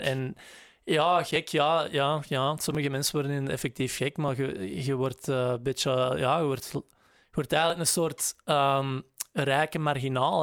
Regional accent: Grobbendonk, Flanders, Belgium; moved away; wij woonden in Grobbendonk, in Pul, maar dat is eigenlijk hè, dat is vlak naast elkaar.

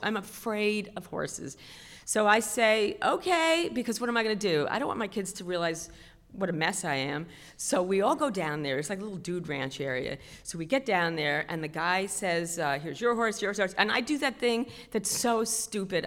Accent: New York City, New York, United States; I was raised in Queens

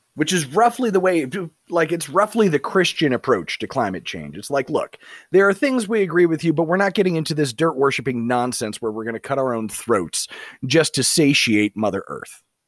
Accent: United States; born or raised there

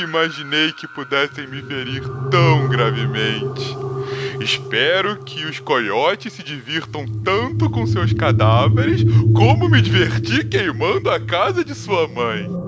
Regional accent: Florianópolis, Santa Catarina, Brazil; eu morava no morro em Florianópolis

